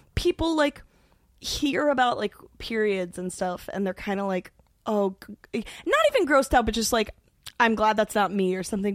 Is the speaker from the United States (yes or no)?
yes; New York, United States; growing up in New York